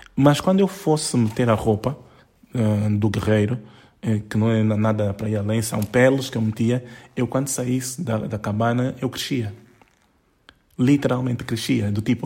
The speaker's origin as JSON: {"language": "Portuguese", "town": "Lubango", "region": "Huíla", "country": "Angola", "said": "eu como sou do Lubango e sempre subi montanhas"}